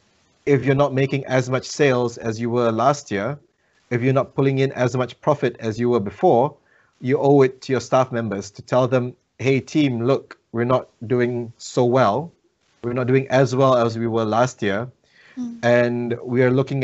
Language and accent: English; Malaysia; now in New Zealand; I'm a migrant in this country. I'm originally from Malaysia